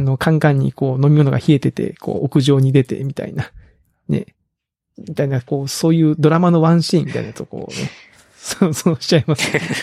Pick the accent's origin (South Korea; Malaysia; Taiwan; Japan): Japan; Kagoshima; moved away as an adult; 鹿児島にね、高校生までいても